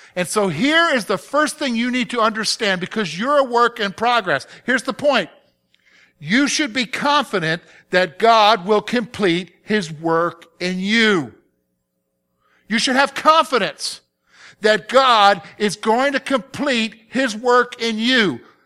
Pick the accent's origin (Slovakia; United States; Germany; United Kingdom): United States; the South; now in Pennsylvania, United States; I'm from the South. I grew up in the South